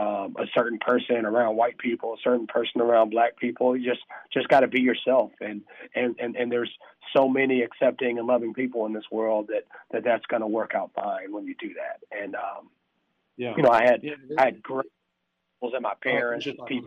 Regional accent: the South, United States; obviously race relations in America, especially growing up in the South, you know, a son of a mixed couple

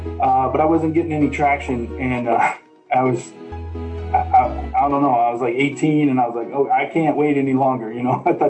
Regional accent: Dallas, Texas, United States; I'm from Dallas mostly

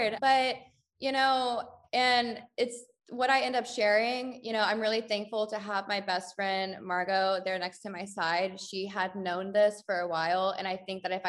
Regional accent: United States; now in Paris, France; we're all navigating being American expats in Paris

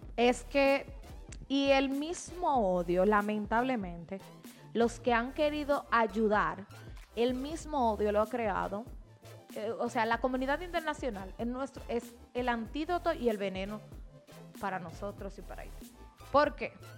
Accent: Dominican Republic; nos concierne como dominicanos

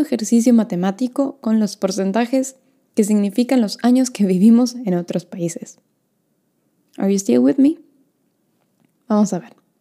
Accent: Argentina; moved away as an adult; also born or lived in Norway / Sweden / United States; yo nací en Argentina, pero viví un año y medio en Noruega, dos años en Suecia, diez meses en Estados Unidos

